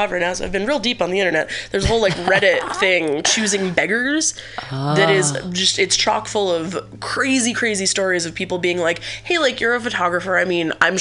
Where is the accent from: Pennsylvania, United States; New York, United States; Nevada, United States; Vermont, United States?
New York, United States; Buffalo area; moved away; I'm from Buffalo. I grew up in the forest, like, 3 hours